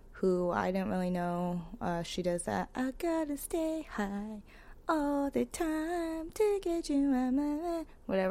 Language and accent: English; the Bay Area, California, United States; I'm from the Bay